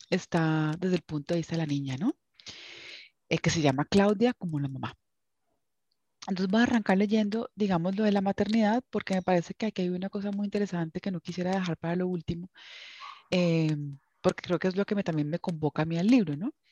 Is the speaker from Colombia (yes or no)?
yes; Cali, Valle del Cauca, Colombia; el libro se desarrolla en la Cali en la que yo crecí, en la Cali de los setentas.